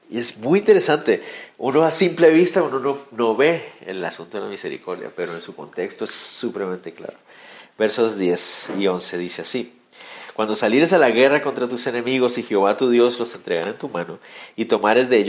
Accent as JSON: {"language": "Spanish", "country": "Guatemala", "said": "No, yo también soy de esos guatemaltecos. Y, ese y todos nosotros aquí en Guatemala"}